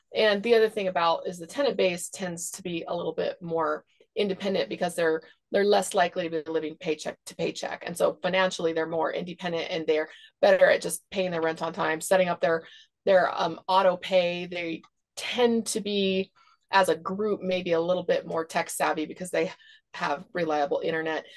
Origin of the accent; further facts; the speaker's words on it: Seattle, Washington, United States; moved away; also born or lived in Idaho / Texas; I grew up in Seattle